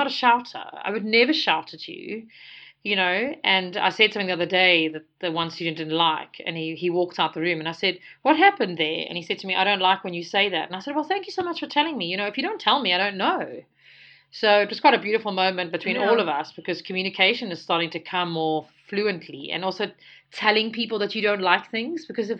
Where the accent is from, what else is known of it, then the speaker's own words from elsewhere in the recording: South Africa; also born or lived in United Kingdom; So everybody here in South Africa teases me, and they ask me, like, where are you from? And I'm like, from South Africa.